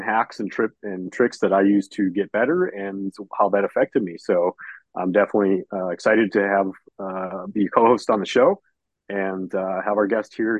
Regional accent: Minnesota, United States; I'm from Minnesota, and so tick infested area.

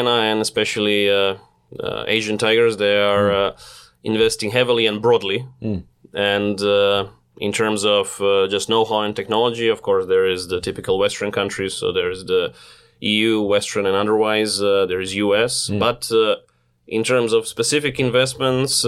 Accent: Zagreb, City of Zagreb, Croatia; moved away as an adult; now in Ulsan, South Korea; I'm from Zagreb, Croatia, which is a relatively small country in Europe

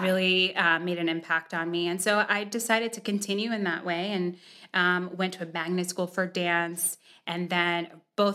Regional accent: Miami, Florida, United States; moved away as an adult; also born or lived in Boston, Massachusetts; now in Columbia, United States; I moved away when I was seven, and we moved to Miami, Florida

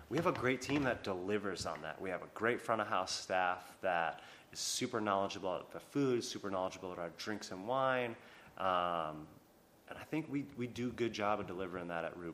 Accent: Long Island, New York, United States; You're from Long Island. I'm from Long Island too, bro.

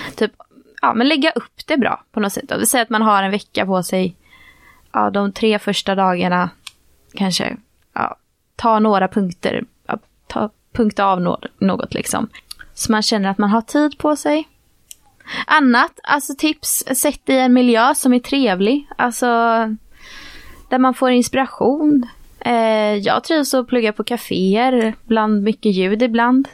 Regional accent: Gothenburg, Västra Götaland, Sweden; jag är ju från Göteborg

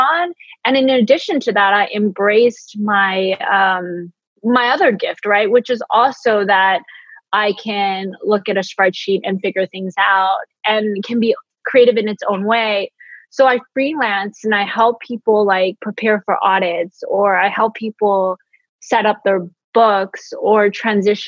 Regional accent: San Francisco, California, United States; moved away as an adult; now in Los Angeles, United States; growing up as an immigrant kid in San Francisco

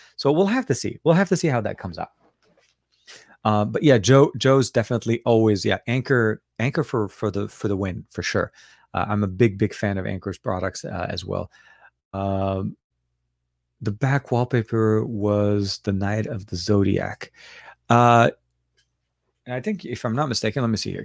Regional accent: Lebanon; now in Los Angeles, United States; I was born in Lebanon, so I speak obviously Arabic

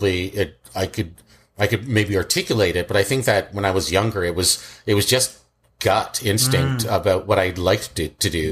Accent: Scarborough, Ajax, Pickering, Ontario, Canada; also born or lived in Kingston, Jamaica; We moved quite a bit. I was in East End, like Scarborough, West Hill

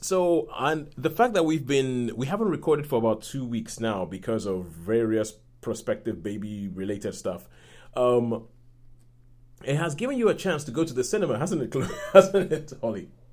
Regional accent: Nigeria; being Nigerian

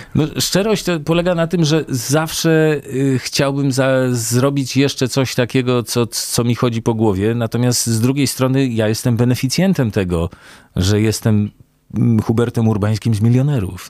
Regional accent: Warsaw, Masovian Voivodeship, Poland; ja się wychowałem w Warszawie

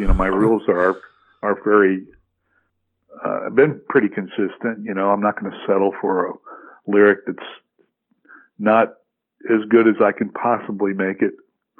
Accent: the South, United States; I grew up in the South, so the South is a sports-oriented, you know, life.

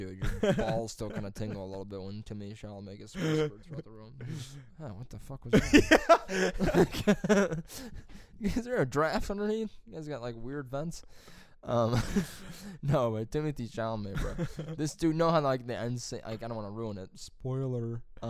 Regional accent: Utah, United States; Yeah, Marines are going to go, but I'm from Utah.

